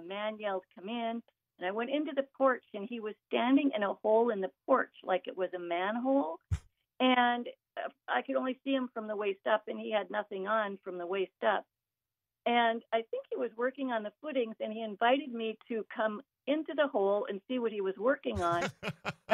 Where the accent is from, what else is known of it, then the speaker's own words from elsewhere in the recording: Langdon, North Dakota, United States; I grew up in Langdon, North Dakota